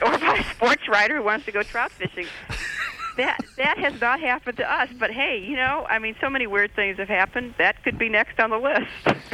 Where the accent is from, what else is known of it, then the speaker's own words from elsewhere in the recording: Midwest, United States; I grew up in the Midwest